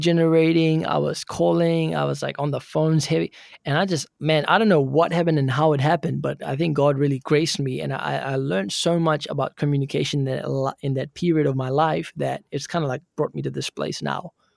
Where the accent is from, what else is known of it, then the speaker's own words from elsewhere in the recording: Auckland, New Zealand; I'm pretty much born and brought up in Auckland, New Zealand